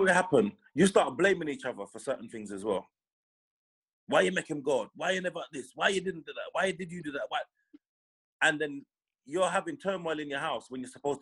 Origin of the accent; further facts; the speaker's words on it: London, United Kingdom; I grew up Lee Green, so like Lewisham. Yeah. I grew up Lewisham, but Eltham's up the road.